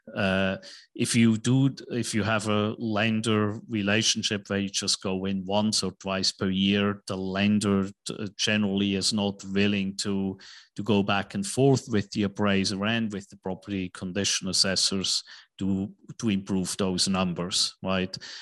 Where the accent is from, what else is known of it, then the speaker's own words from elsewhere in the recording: Switzerland; moved away as an adult; also born or lived in New York / Tokyo / Hong Kong; now in Dallas, United States; I was born in Switzerland, went to school in Switzerland